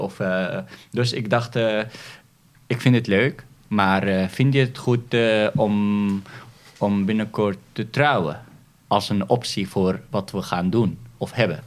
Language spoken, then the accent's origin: Dutch; Syria; now in Netherlands; wij als Syriërs